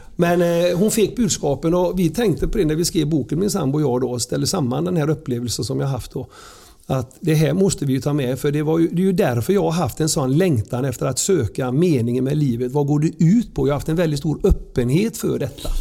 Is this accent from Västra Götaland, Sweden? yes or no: yes; Surte, Västra Götaland, Sweden; så växte jag upp i Sörte, nära kyrkogården. Surte brukssamhälle